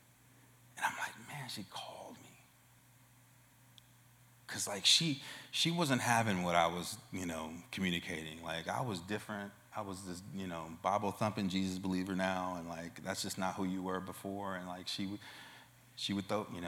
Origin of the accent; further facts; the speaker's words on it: Oakland, California, United States; I'm from Oakland, California. That was where I was born and raised.